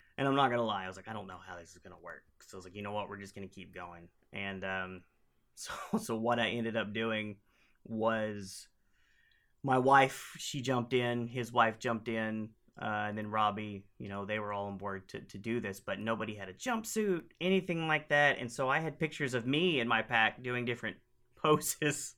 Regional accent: Oklahoma, United States; I'm from Oklahoma, and we use y'all all the time

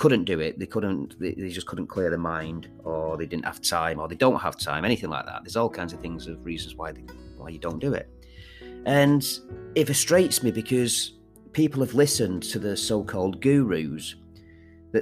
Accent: Manchester, North West England, United Kingdom; I am from Manchester.

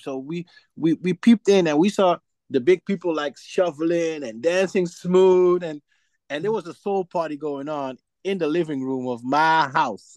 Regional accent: Suriname; now in Netherlands; I'm from Suriname

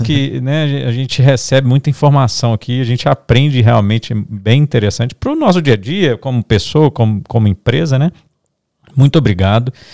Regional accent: Minas Gerais, Brazil; Nós somos aqui de Minas

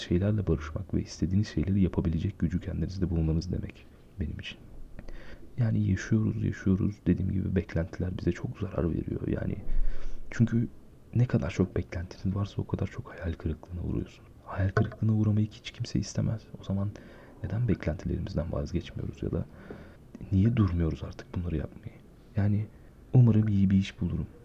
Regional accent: Aegean Region, Turkey; moved away; ben memleketimde e, Ege bölgesinde bir şehirde yaşıyorum.

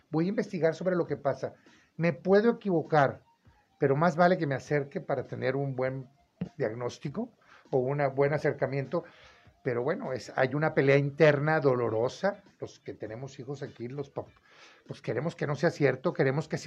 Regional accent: Mexico; en todo el mundo hay esto y los payasos somos los mexicanos, ya hasta el gobierno está dando permiso.

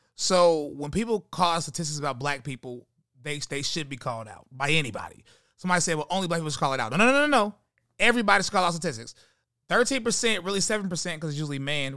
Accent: High Point, North Carolina, United States; I'm from High Point, North Carolina

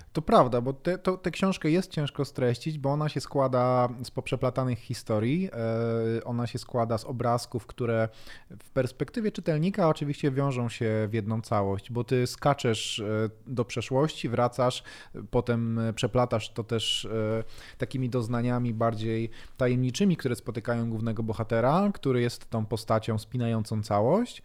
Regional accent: Bielsko-Biała, Silesian Voivodeship, Poland; ja akurat pochodzę z Bielska Białej

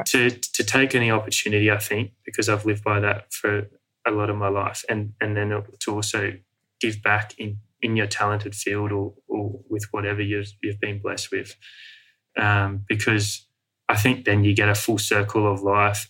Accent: Sydney, New South Wales, Australia; moved away as an adult; also born or lived in Outback Australia; growing up in the Western world and in Sydney

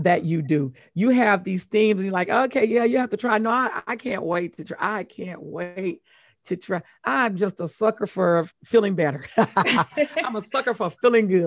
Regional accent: Mississippi, United States; I'm from Mississippi

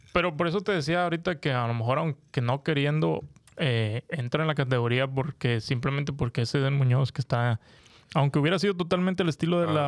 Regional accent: Monterrey, Nuevo León, Mexico; now in United States; yo que soy regiomontano

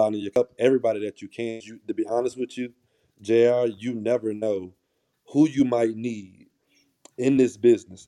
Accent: Tallahassee, Florida, United States; I'm born and raised in Tallahassee, Florida.

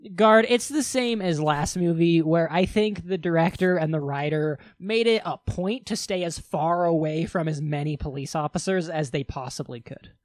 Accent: Wyoming, United States; we are both from Wyoming

